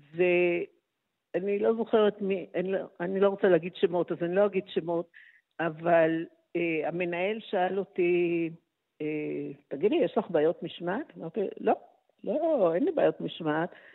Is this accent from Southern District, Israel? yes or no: no; Haifa, Haifa District, Israel; נולדתי בחיפה ולמדתי בבית ספר ריאלי